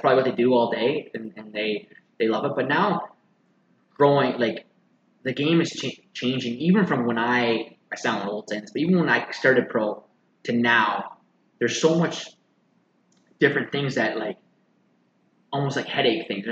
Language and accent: English; Essex, Ontario, Canada; I grew up in Essex